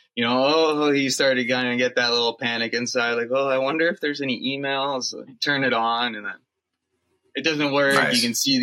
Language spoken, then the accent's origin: English; Southern Ontario, Canada; moved away as an adult; also born or lived in Alberta / Northwest Territories; now in Yukon, Canada; I was born and raised in Southern Ontario